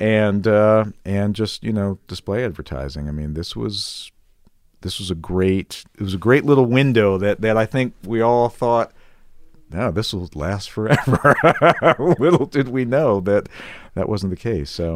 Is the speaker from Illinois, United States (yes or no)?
yes; outside of Chicago, Illinois, United States; moved away as an adult; also born or lived in Missouri / Houston / Denver / Kansas City; now in Las Vegas, United States; I grew up outside of Chicago